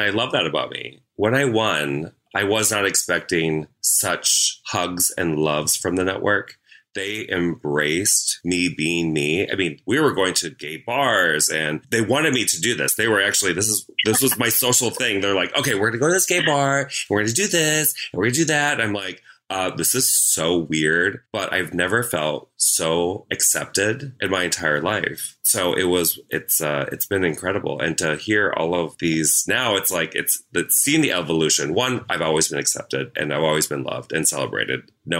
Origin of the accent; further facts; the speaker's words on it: Midwest, United States; I'm from the Midwest. We tease because we love.